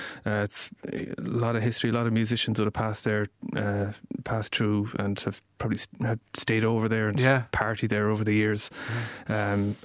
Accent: Dublin, Leinster, Ireland; born there; I'm often slagged about being born in Dublin, it's a tough thing to carry that I was born in Dublin, but I have from high authority that I was conceived in Kerry

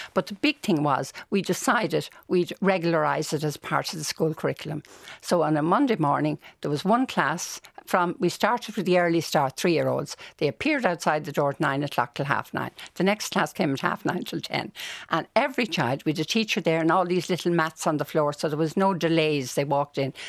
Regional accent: Dublin, Leinster, Ireland; I grew up in Walkinstown.

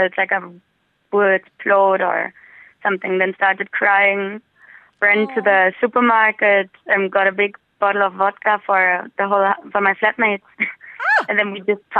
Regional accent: Berlin, Germany; moved away as an adult; now in Dublin, Ireland; I wanted to get out of my hometown, Berlin, as well, to not be stuck in the same environment the whole time. So I moved to Dublin.

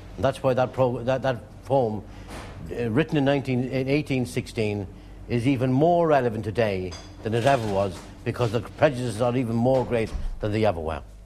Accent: Drogheda, Leinster, Ireland; I was born and raised in Drogheda. All my family are in, in, in the town.

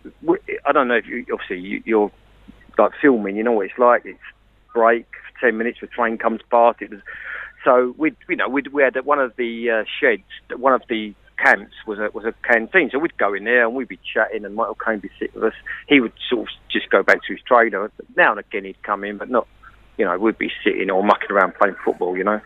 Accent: London, United Kingdom; I was born in East Ham, West Ham

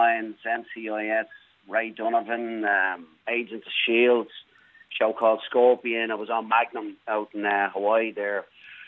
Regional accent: Blackrock, Leinster, Ireland; moved away as an adult; also born or lived in Australia / Brisbane, Australia; now in Los Angeles, United States; born and raised in Newtown Park in Black Rock, and then moved down to Australia in my mid-20s

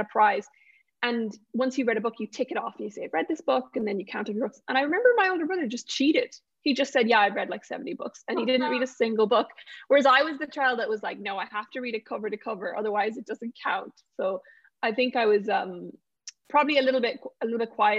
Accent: Galway, Connacht, Ireland; born or raised there

